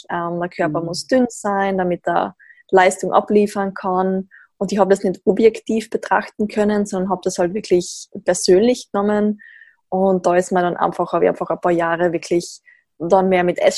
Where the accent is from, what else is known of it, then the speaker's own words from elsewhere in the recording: Tyrol, Austria; now in Graz, Austria; Wie man vermutlich gleich hört, komme ich aus Österreich ähm, sehr klischeehaft in den Alpen in Tirol aufgewachsen, bin jetzt aber doch schon seit einiger Zeit in Graz